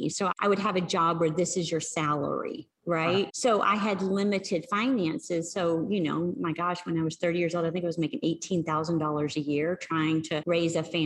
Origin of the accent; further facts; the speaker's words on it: Arkansas, United States; I grew up in Arkansas.